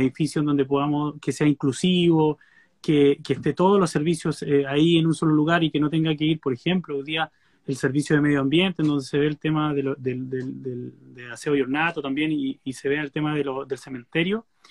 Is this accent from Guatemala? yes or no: no; Puerto Guadal, Aysén, Chile; now in Coyhaique, Chile; yo soy de Guadal